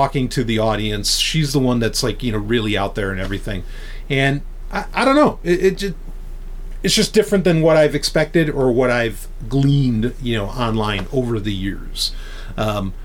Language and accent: English; New York, United States; as someone born and raised in New York